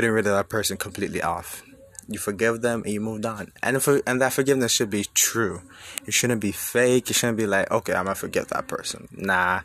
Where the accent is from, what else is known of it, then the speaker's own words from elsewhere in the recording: Jamaica; moved away as an adult; now in United States; growing up in the environment where I was born and raised in Jamaica, and I moved to the U.S. like 4 years ago.